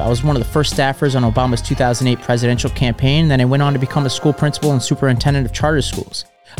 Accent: New York City, New York, United States; I grew up in Staten Island, one of the last swing districts in the country, to a family that split down the middle politically.

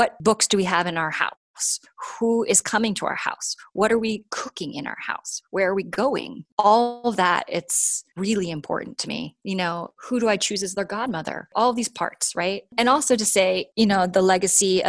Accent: New York, United States; now in California, United States; I grew up in New York

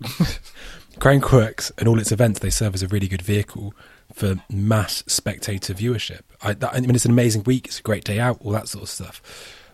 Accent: United Kingdom; as a Brit

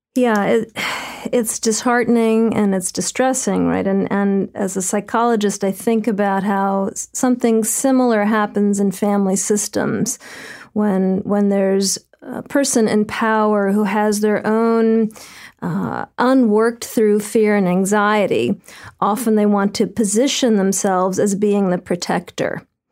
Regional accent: New York City, New York, United States; as a New Yorker

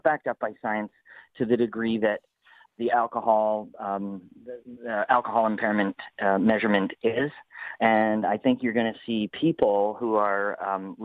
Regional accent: Canada; we're pretty close to being American. So as go the Americans, likely so go the Canadians

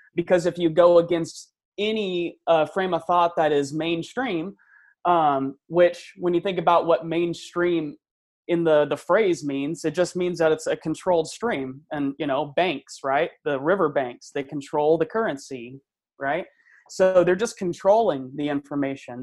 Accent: Central Valley, California, United States; not uh, from my hometown, but from um, you know Central Valley

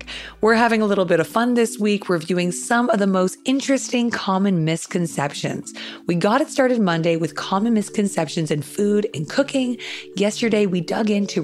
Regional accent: Canada; being Canadian

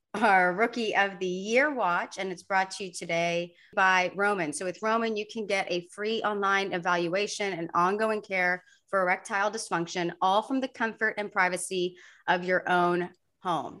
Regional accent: Sugar Land, Texas, United States; Sugarland, Texas, which is my hometown.

